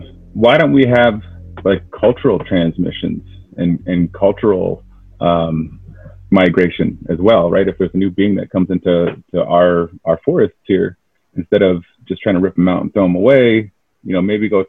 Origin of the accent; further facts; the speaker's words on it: Keweenaw Bay Indian Community, Michigan, United States; I'm from the Keweenaw Indian community.